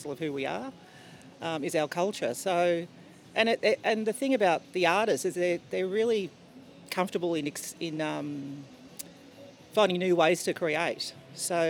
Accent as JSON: {"language": "English", "town": "Melbourne", "region": "Victoria", "country": "Australia", "tie": "born or raised there", "moved": "as an adult", "lives_now": "Cairns, Australia", "said": "being born and bred in Melbourne"}